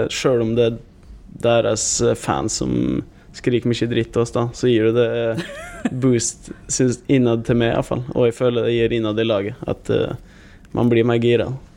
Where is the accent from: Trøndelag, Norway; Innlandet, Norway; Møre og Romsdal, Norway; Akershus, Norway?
Møre og Romsdal, Norway; Gossen; moved away as an adult; now in Molde, Norway; hjemme på Gossen